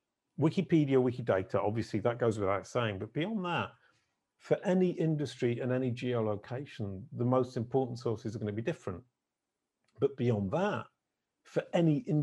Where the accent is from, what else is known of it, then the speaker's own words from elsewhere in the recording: United Kingdom; being British